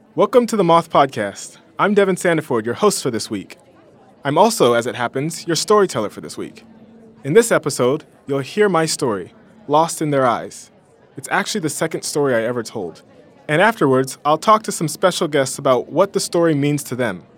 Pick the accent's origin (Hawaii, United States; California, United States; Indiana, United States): California, United States; a small town an hour east of Los Angeles; I just moved back to my hometown, Um, it's a small town, an hour east of Los Angeles